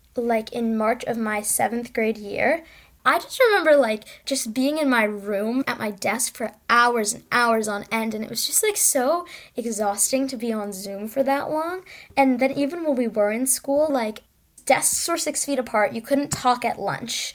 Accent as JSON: {"language": "English", "town": "Needham", "region": "Massachusetts", "country": "United States", "said": "I'm from Needham, Massachusetts, and I'm almost sixteen years old."}